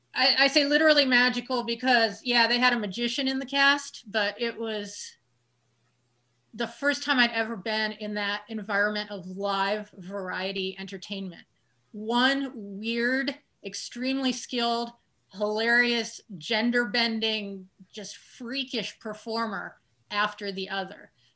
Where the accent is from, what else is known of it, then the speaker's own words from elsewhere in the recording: Kansas City, Missouri, United States; also born or lived in New Orleans; now in Brooklyn, New York, United States; I'm from Kansas City, Missouri.